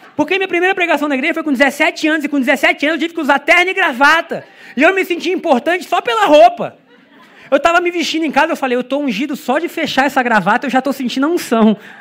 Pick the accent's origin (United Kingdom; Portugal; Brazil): Brazil; Do Brasil.